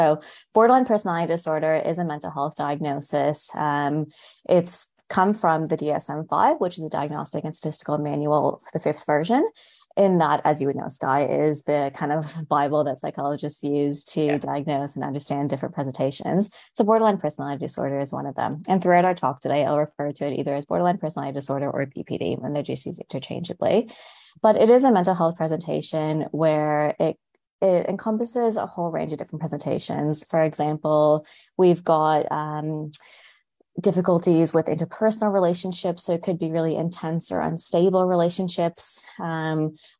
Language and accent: English; Canada; moved away as an adult; now in Wollongong, Australia; I'm originally from Canada, so I've moved here about 5 years ago